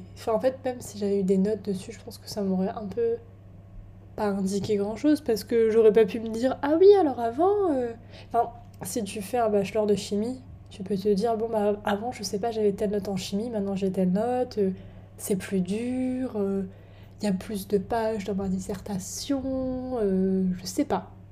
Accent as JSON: {"language": "French", "country": "France", "moved": "as an adult", "lives_now": "England, United Kingdom", "said": "chez moi en France"}